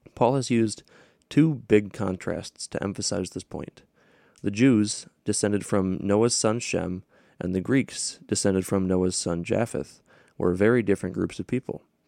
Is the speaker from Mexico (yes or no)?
no; Hudsonville, Michigan, United States; I grew up in Hudsonville, Michigan, which is near Grand Rapids.